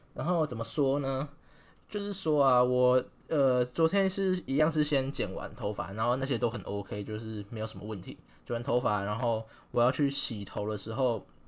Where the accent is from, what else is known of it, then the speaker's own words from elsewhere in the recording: Taichung, Taiwan; moved away as an adult; now in Tainan, Taiwan; 其实因为我本身是台中人，但是我现在已经来台南大概快要四年了